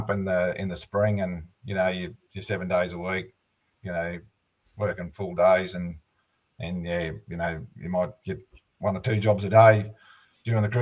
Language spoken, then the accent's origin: English; Hay, New South Wales, Australia; Yeah, I'm uh, I'm from Hay. Uh, we've um, We've been here since uh, 2009.